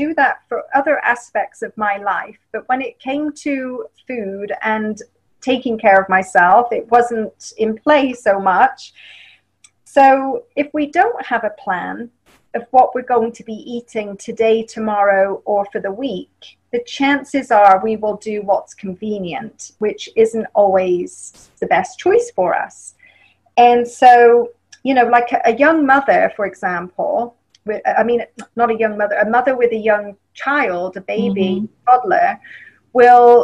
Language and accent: English; England, United Kingdom; accent: English; moved away; And I'm from England